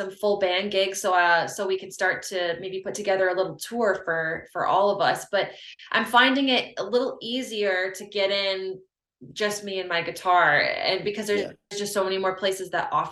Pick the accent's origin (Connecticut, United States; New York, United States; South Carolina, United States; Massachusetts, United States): New York, United States; Finger Lakes region of; now in New Jersey, United States; I'm originally from the Finger Lakes region of New York